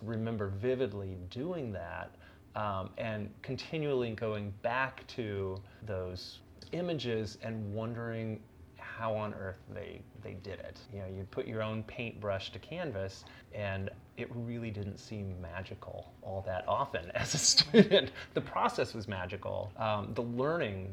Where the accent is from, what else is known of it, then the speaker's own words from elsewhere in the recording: Beaverton, Oregon, United States; moved away as an adult; also born or lived in Chicago / Paris; when I grew up in Beaverton, I'd gone to school basically in the same place for all 12 years